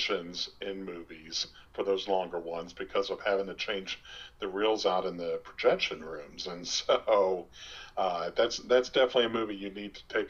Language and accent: English; Omaha, Nebraska, United States; I grew up in Omaha